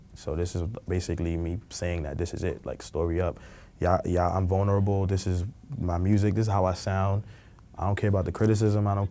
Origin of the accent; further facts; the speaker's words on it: New York City, New York, United States; also born or lived in Guyana (parents); I came up in Brooklyn. I was born in Flatbush on Ocean, and I moved to Brownsville, and I've lived in Bed-Stuy